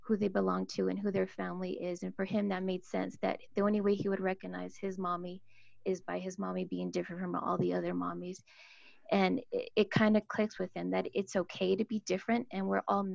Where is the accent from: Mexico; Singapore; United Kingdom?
Mexico; now in Utah, United States; I am Mexican and my husband is Samoan.